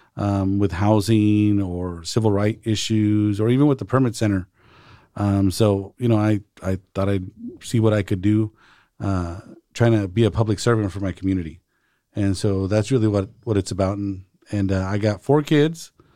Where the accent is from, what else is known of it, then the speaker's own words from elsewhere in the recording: Salinas, California, United States; I was born and raised here in Salinas